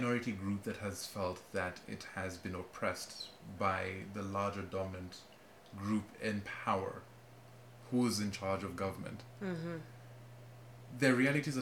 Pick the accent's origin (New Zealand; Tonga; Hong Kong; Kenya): Kenya; now in United States; I speak as a Kenyan